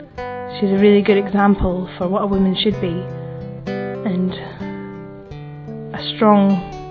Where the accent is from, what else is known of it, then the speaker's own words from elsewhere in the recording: Scotland, United Kingdom; I'm from Scotland. I'm 21 years old